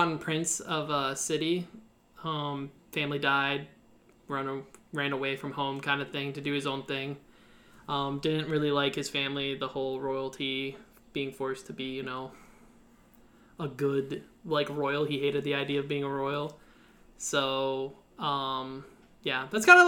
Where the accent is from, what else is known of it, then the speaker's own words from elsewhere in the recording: Canada; I'm Canadian